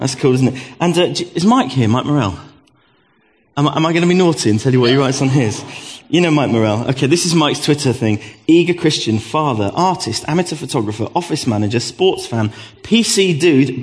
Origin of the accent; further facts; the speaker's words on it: Gravesend, South East England, United Kingdom; I was born in 1969 in Gravesend in Kent.